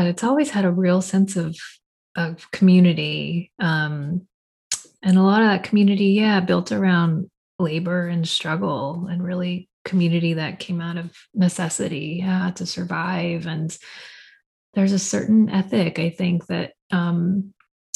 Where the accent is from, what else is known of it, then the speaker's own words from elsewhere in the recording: Fresno, California, United States; I'm a poet from Fresno